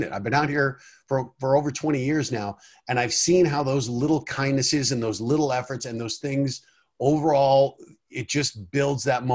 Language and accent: English; Colorado, United States; now in Los Angeles, United States; I grew up in Colorado